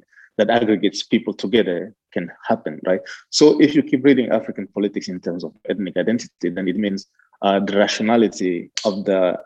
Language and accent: English; Chad; I'm from Chad